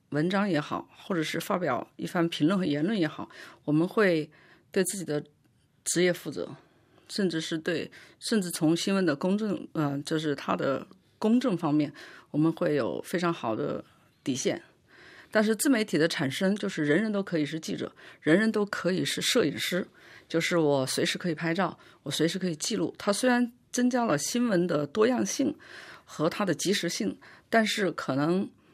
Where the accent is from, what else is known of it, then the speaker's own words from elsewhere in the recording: China; moved away as an adult; now in France; WeChat其实就是我们中国人现在用的最多的微信